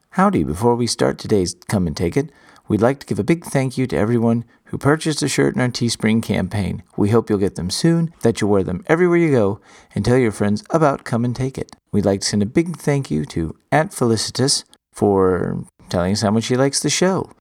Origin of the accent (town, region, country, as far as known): Texas, United States; born or raised there